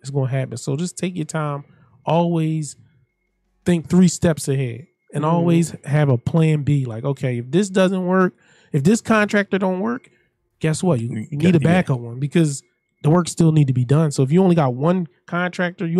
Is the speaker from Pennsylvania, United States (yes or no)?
yes; Philadelphia, Pennsylvania, United States; I grew up in South Philadelphia